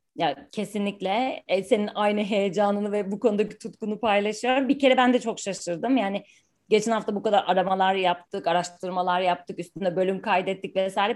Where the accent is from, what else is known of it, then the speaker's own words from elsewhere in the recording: Ankara, Turkey; ben Ankaralıyım